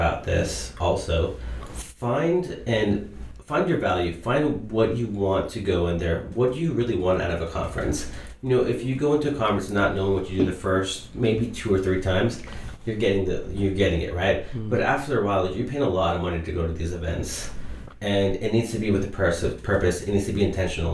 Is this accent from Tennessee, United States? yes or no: no; El Paso, Texas, United States; my hometown of El Paso